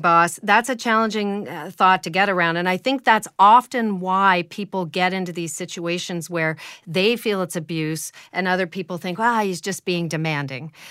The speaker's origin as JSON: {"language": "English", "country": "Canada", "said": "as a Canadian"}